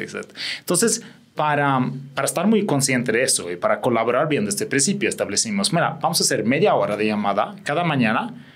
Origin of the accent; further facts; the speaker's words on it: Sweden; Spanish is a second language; moved away as an adult; also born or lived in England / Spain / London / Sao Paulo; yo soy sueco